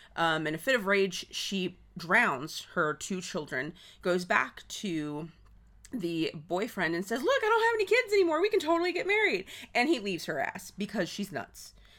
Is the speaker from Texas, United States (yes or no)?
yes; Texas, United States; we're from Texas